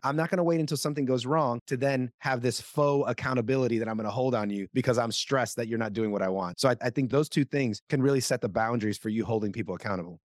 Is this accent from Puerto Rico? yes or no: yes; Puerto Rico; first language Spanish; English is a second language; moved away; Spanish is my first language. I'm from Puerto Rico